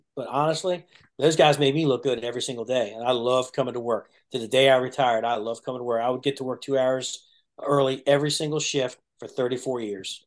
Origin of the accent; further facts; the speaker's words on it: Burtonsville, Maryland, United States; also born or lived in Prince George's County, Maryland; we moved from Prince George's County to Montgomery County when I was a kid, we we moved to Burtonsville, which is in the technically the first battalion. There's no such thing as battalions back then, but that's technically the first battalion. So I grew up in that area